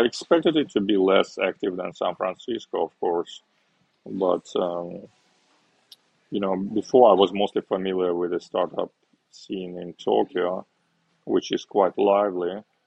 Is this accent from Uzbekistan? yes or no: yes; Uzbekistan; moved away as an adult; also born or lived in Moscow, Russia / Hong Kong; now in Osaka, Japan; I was born in Uzbekistan um, during the Soviet Union time still, and um, uh, after high school I studied at university in Russia in Moscow